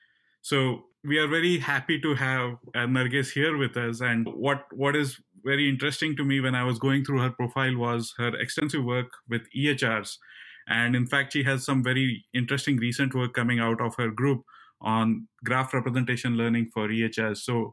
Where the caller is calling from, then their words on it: Cleveland, Ohio, United States; I come to you from Cleveland, Ohio.